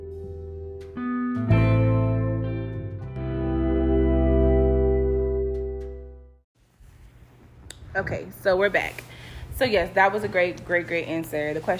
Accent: Orlando, Florida, United States; also born or lived in Brooklyn, New York / Long Island, New York; Yes, I was born in Brooklyn. Mm-hmm. Partially raised in Long Island, and then moved to Orlando.

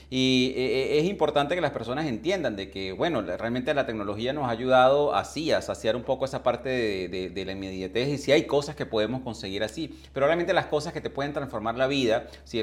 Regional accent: Venezuela; moved away as an adult; also born or lived in England; yo emigré de, de, de Venezuela hace más de 20 años hacia Inglaterra

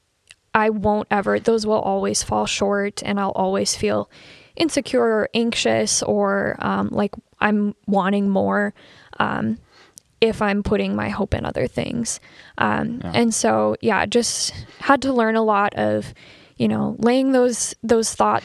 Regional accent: Fargo, North Dakota, United States; I grew up in Fargo Moorhead

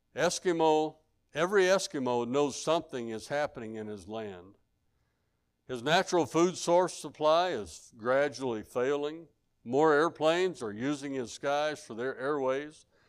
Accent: Arkansas, United States; I'm from Arkansas.

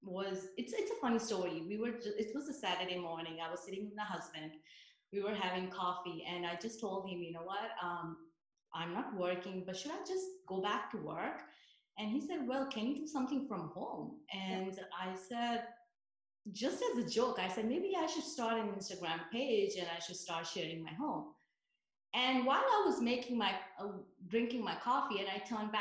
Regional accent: New York, United States; moved away as an adult; now in New Jersey, United States; I'm a New Yorker. I was raised there, went to college, got my computer science degree

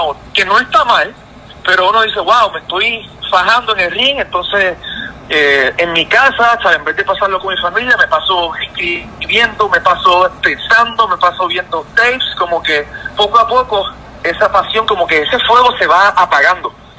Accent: Puerto Rico; moved away as an adult; regreso a Puerto Rico, que es, mi tierra, donde, que me vio nacer

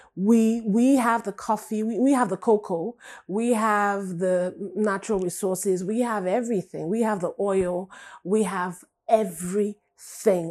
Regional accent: Nigeria; moved away; I was born and raised in Africa, in Nigeria

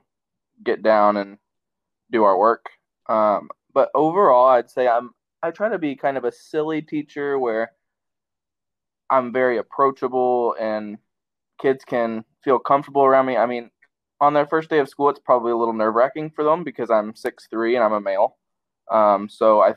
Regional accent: Salem, Indiana, United States; moved away; I grew up in a little town called Salem, Indiana

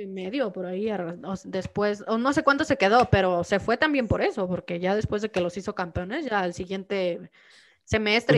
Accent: Los Altos de Jalisco, Mexico; now in Mexico City, Mexico; yo soy muy rara en, mi pueblo

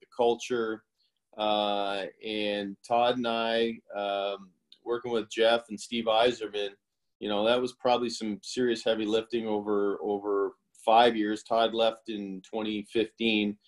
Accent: Toronto, Ontario, Canada; moved away as an adult; now in Tampa, United States; I'm originally from Toronto, so I was born and raised in the cold weather and worked my way south. So I'm in Tampa now

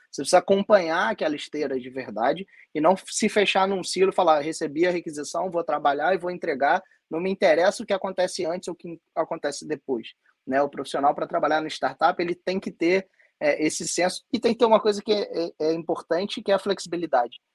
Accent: Rio de Janeiro, Brazil; eu sou aqui do Rio de Janeiro

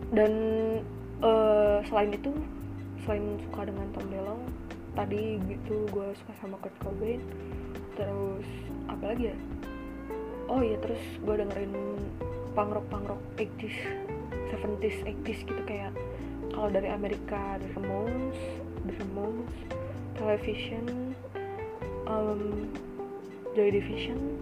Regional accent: Bandung, West Java, Indonesia; gue orang Bandung

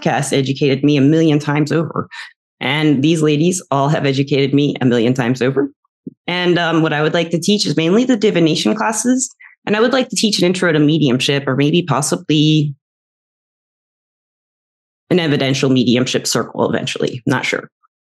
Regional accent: the South, United States; I was raised in the South mostly

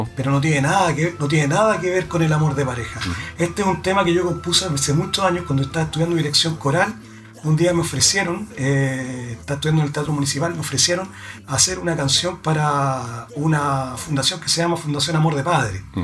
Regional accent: Chile; Chile, somos chilenos

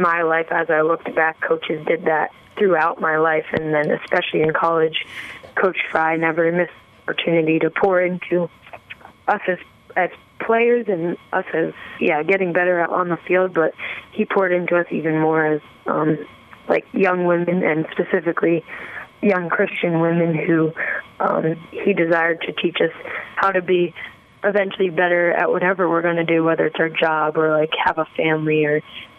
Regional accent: New Jersey, United States; I grew up in New Jersey

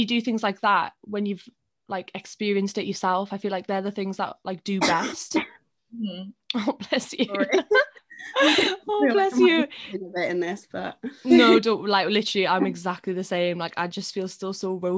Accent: Newcastle upon Tyne, North East England, United Kingdom; we're both really lucky that we're in Newcastle, but we're also from Newcastle

